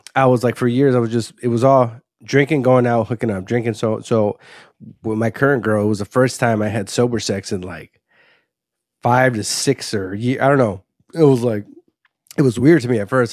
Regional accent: Waukegan, Illinois, United States; also born or lived in Los Angeles, California / Highwood, Illinois / Zion, Illinois; I grew up, uh, in a place called Highwood up until fifth grade, and then I grew up in Wauke-, sixth grade to high school and post and college, basically, yeah, Waukegan

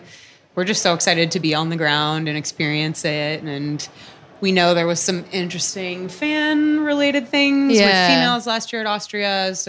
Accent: San Francisco, California, United States; I'm from San Francisco

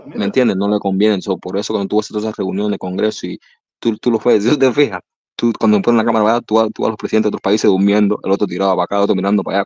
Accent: Cuba; moved away

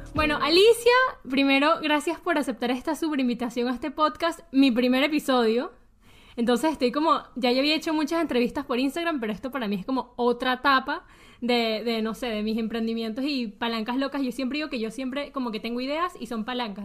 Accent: Venezuela; moved away; yo viví toda mi infancia en Venezuela

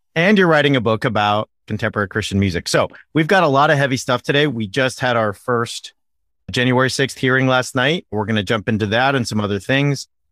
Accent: Orange County, California, United States; I'm from Orange County

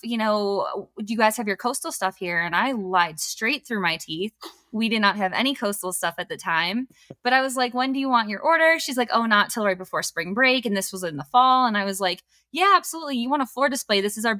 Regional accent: Wisconsin, United States; now in Colorado, United States; I was born in Wisconsin.

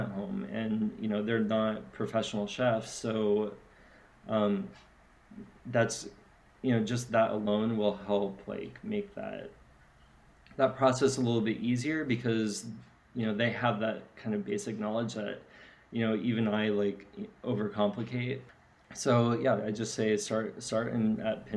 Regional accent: San Diego, California, United States; I'm from San Diego

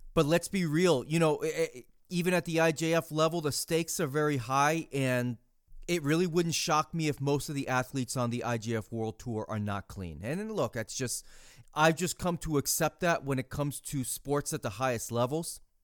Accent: United States

